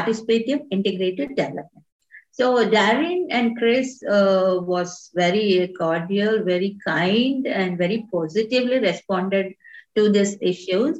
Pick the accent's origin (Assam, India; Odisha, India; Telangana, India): Telangana, India; Hyderabad; I come from Hyderabad. I've done all my education in Hyderabad.